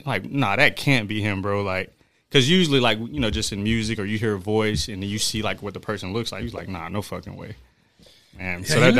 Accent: Daytona Beach, Florida, United States; also born or lived in Norristown; Well, I was born in Norristown, Pennsylvania, raised in Daytona Beach. Was Army brat, traveled around a lot.

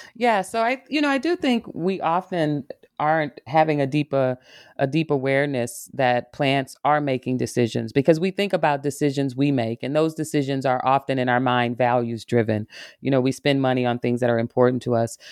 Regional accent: Arkansas, United States; now in Michigan, United States; I'm a, a woman from the South. I grew up in Arkansas

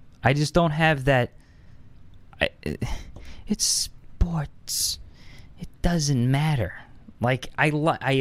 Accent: Long Island, New York, United States; Growing up on Long Island

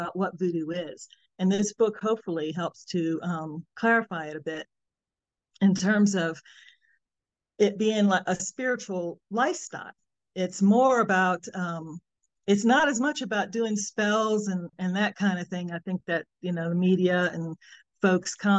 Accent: New Orleans, Louisiana, United States; now in Arizona, United States; I'm from New Orleans, Louisiana. I currently live in Arizona

